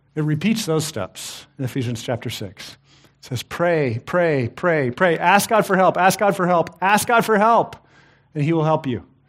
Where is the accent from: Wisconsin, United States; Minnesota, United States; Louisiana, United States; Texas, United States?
Texas, United States; I, I grew up in Texas.